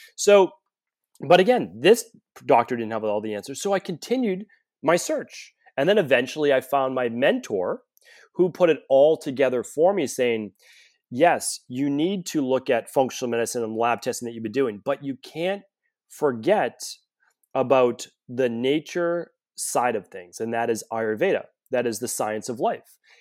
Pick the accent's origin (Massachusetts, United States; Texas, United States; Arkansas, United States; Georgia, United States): Massachusetts, United States; Medford; I grew up right outside of Boston in Medford, Massachusetts